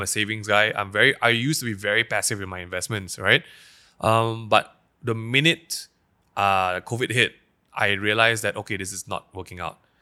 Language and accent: English; Petaling Jaya, Selangor, Malaysia; I grew up in Daman Sarawak-Tama schools